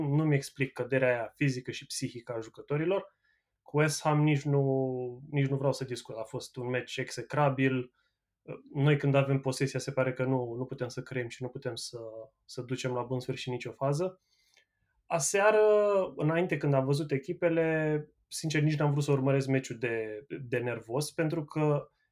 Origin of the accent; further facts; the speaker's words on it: Ploiești, Prahova, Romania; now in Manchester, United Kingdom; Eu sunt ploieștean și sunt, uh, sunt și petrolist